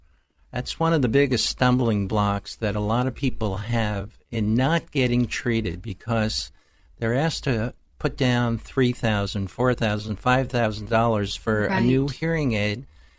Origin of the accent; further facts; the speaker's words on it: New York, United States; I hail from New York. I grew up as a madman, if you will, on Madison Avenue.